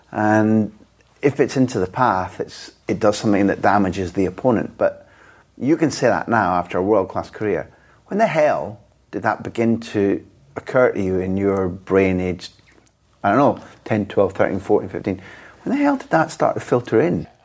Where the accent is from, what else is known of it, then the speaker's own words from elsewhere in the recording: Scot, Scotland, United Kingdom; as a Scot